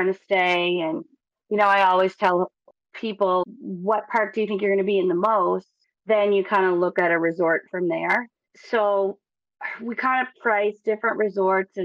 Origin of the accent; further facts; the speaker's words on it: Nova Scotia, Canada; We're from Nova Scotia